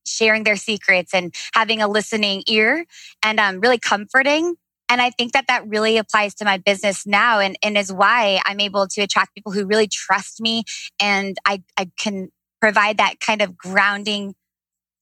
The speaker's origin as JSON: {"language": "English", "town": "Leo-Cedarville", "region": "Indiana", "country": "United States", "tie": "born or raised there", "also_born_or_lived": "Nashville, Tennessee", "said": "Fort Wayne, Indiana. Actually, a little city right outside of Fort Wayne called Leo Cedarville"}